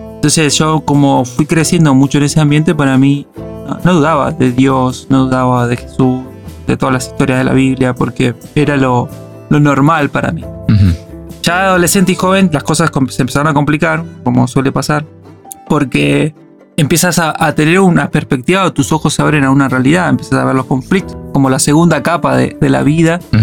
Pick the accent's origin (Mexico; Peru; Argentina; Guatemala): Argentina; moved away as an adult; now in Málaga, Spain; como argentino